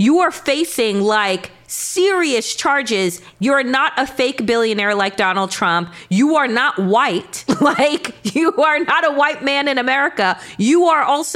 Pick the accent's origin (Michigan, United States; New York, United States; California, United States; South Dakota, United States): New York, United States; Long Island; I'm royalty from Long Island